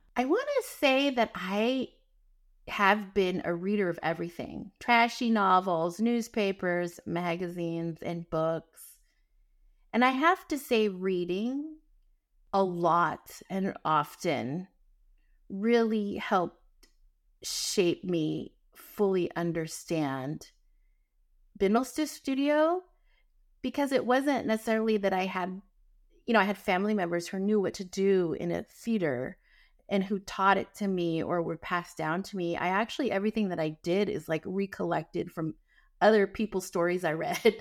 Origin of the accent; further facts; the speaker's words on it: Northern California, United States; also born or lived in San Francisco; when I was transitioning from Southern California to come here to San Francisco and back home to Northern California